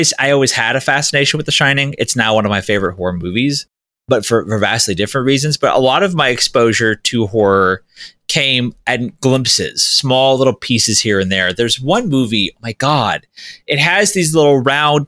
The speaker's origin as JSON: {"language": "English", "region": "Florida", "country": "United States", "tie": "born or raised there", "said": "I grew up in Florida."}